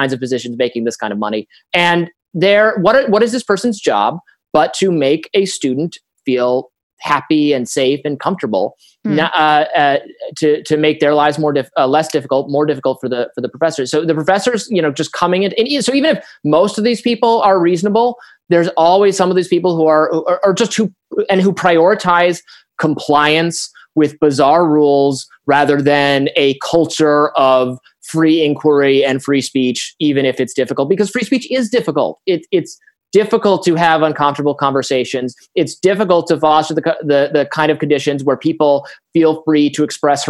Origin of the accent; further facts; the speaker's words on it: Michigan, United States; I'm from Michigan